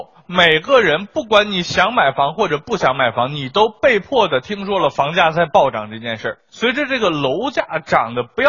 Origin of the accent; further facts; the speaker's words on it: Xilingol, Inner Mongolia, China; now in Shanghai, China; 那要是搁我们老家，我是锡林郭勒的，想在上海交个首付，那得卖一个小区的房。